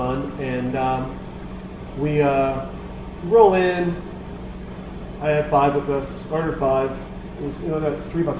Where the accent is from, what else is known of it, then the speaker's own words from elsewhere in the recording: Montana, United States; moved away; Originally from Montana.